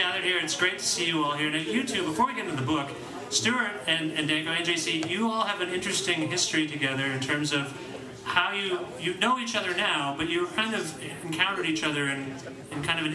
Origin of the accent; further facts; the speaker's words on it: Guelph, Ontario, Canada; I'm from Guelph, Ontario